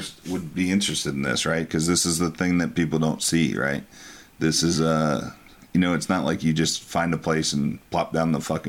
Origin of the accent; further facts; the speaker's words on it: Texas, United States; I'm from Texas